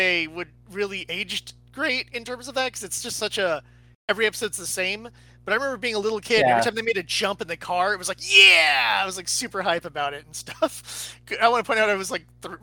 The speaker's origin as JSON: {"language": "English", "region": "Tennessee", "country": "United States", "said": "We're from Tennessee"}